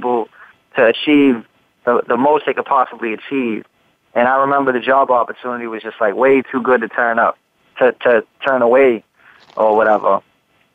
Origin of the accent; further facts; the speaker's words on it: Massachusetts, United States; my home state